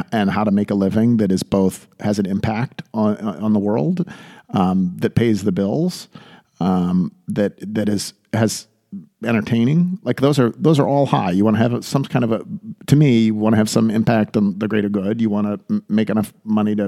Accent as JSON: {"language": "English", "town": "Buffalo", "region": "New York", "country": "United States", "tie": "born or raised there", "also_born_or_lived": "Southeast United States", "moved": "as an adult", "said": "growing up outside of Buffalo, New York"}